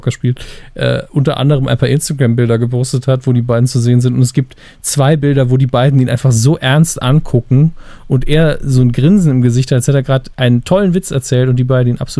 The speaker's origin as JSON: {"language": "German", "region": "Saarland", "country": "Germany", "said": "Als Saarländer können wir das ja sehr gut."}